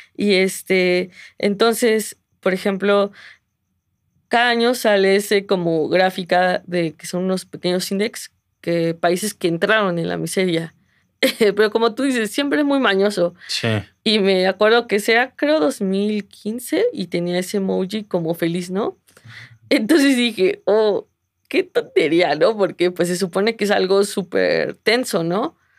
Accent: Mexico City, Mexico; mi pueblo es la Ciudad de México

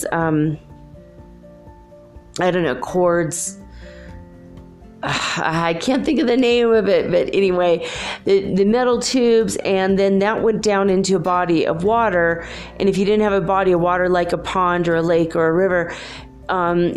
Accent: Minnesota, United States; I grew up in Minnesota.

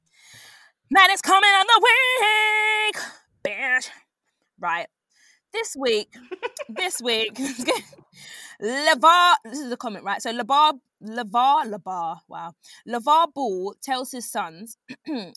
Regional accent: United Kingdom; we're British

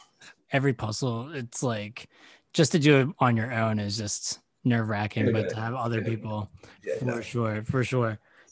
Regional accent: Philadelphia, Pennsylvania, United States; moved away as an adult; now in New York, United States; I'm from Philly.

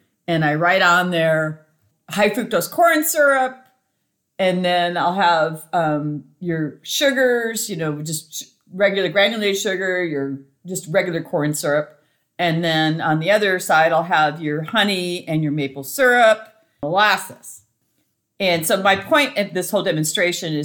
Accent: Montana, United States; I grew up in Montana

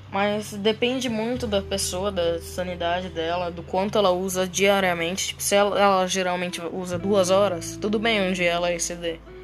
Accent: Presidente Venceslau, São Paulo, Brazil; now in Londrina, Brazil; Eu morava numa cidadezinha pequenininha, Venceslau, e agora eu vim aqui para Londrina

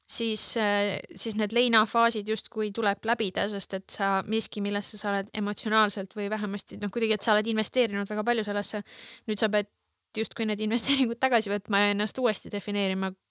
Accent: Estonia; meie jällegi, meie kui eestlased defineerisime ennast mingisugusel hetkel päris tugevalt

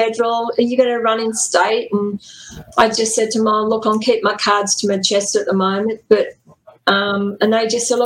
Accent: Newcastle, New South Wales, Australia; back when I was young in Newcastle, I was born and raised in Newcastle.

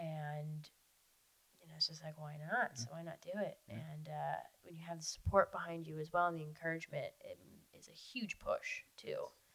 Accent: Florida, United States; I was very fortunate in where I grew up in the Keys, and the family I had that were absolutely 100% supportive of what I did.

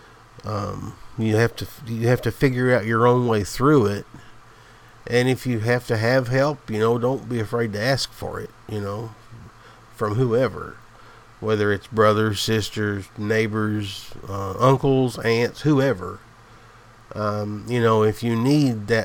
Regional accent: the South, the Appalachian Mountains, United States; I'm from the South. The Appalachian Mountains. I'm just a country boy, a hillbilly, as I always call myself

